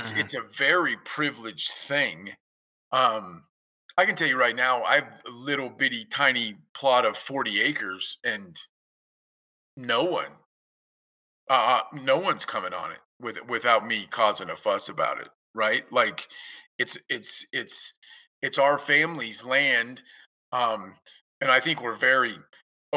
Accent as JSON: {"language": "English", "region": "Kansas", "country": "United States", "tie": "born or raised there", "said": "coming from growing up in Kansas"}